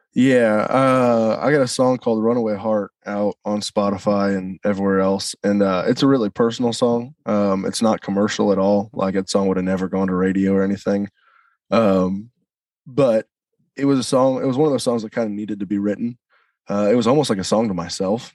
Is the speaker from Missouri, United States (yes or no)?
yes; St. Louis, Missouri, United States; moved away; also born or lived in Nashville; I grew up in St. Louis